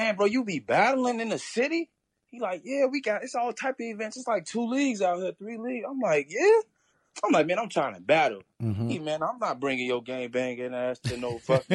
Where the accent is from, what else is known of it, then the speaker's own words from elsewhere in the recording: Chicago, Illinois, United States; we in Chicago, we say Faux